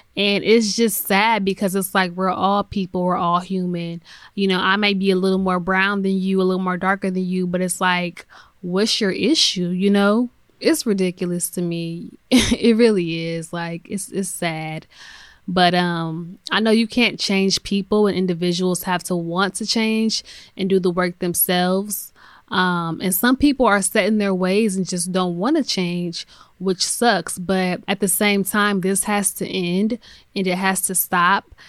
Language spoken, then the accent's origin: English; United States; That's where I'm from, born and raised in America